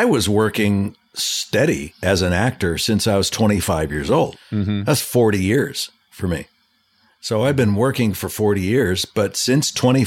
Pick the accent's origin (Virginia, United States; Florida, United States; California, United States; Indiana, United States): California, United States; Los Angeles; I was born and raised in Southern California, in the valley, mm-hmm. in Canoga Park.